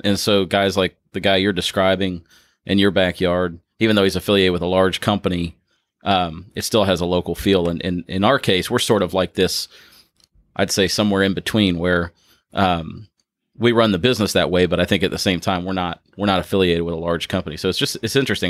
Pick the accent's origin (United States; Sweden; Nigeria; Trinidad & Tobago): United States; Ohio; moved away as an adult; now in Louisville, United States; I'm originally from Ohio. I moved here in 2013